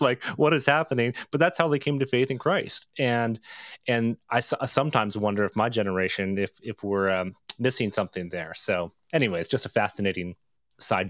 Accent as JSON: {"language": "English", "town": "Toronto", "region": "Ontario", "country": "Canada", "moved": "as an adult", "lives_now": "Boise, United States", "said": "Moved from Toronto, Canada. That's where I'm, so I'm Canadian. I've lived about nineteen years in Canada."}